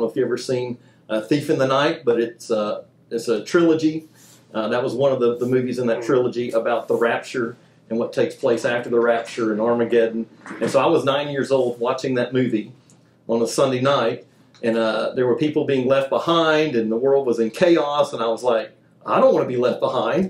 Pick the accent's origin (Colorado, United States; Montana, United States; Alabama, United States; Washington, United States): Alabama, United States; Mobile; I grew up in Mobile, Alabama.